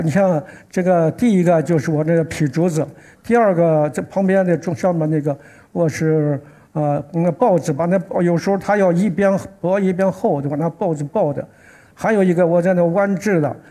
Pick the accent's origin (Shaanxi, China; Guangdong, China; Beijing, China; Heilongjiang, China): Shaanxi, China; Xi'an; 我是来自西安的